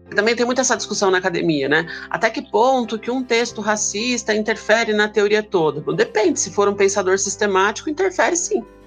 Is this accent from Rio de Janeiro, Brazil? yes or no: no; ABC Paulista, São Paulo, Brazil; moved away as an adult; now in São Paulo, Brazil; Eu sou do ABC Paulista, né? moro em São Paulo agora, mas morei boa parte da minha vida no ABC Paulista